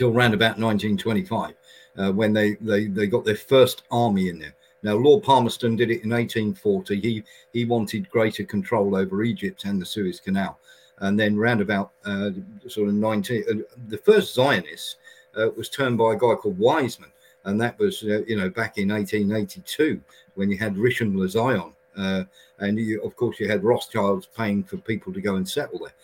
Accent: United Kingdom; we did as a British nation

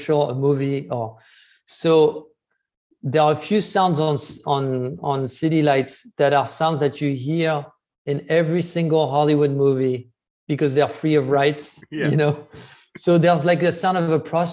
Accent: France; growing up in France

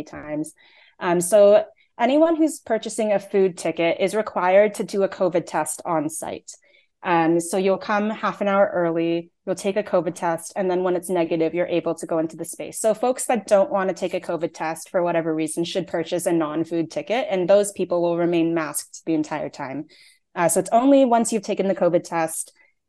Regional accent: Canada; I'm Taiwanese Canadian, but I was born in Canada. Both my parents were born in Taiwan. I don't speak Mandarin

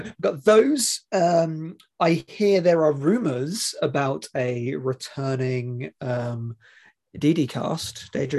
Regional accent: England, United Kingdom; as an English person.

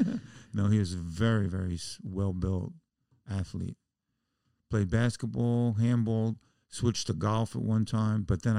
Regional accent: Bronx, New York, United States; I grew up in the Bronx, and basketball was like gang war.

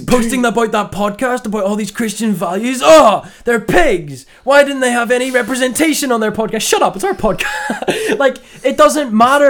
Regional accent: Northern Ireland, United Kingdom; We're Northern Irish, and there's a surfer, dude.

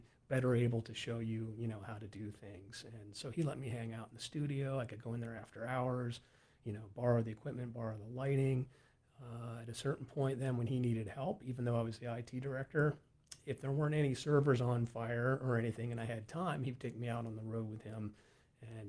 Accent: Western Pennsylvania, United States; we're from Western PA, and we owned a tavern out there

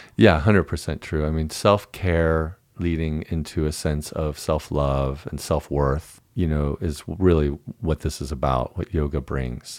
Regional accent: Dallas, Texas, United States; I was raised in Deep

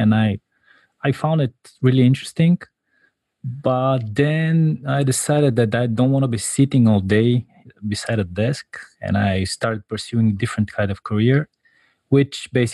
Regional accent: Bulgaria; I'm from Bulgaria

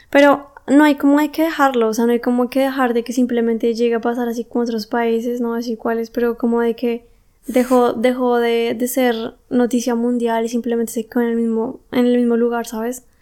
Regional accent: Colombia; now in Germany; si no funcionan aquí las cosas en Alemania, me tengo que volver a mi país porque aún así soy colombiana. O sea, es mi país. Y también es mi familia la que está allá

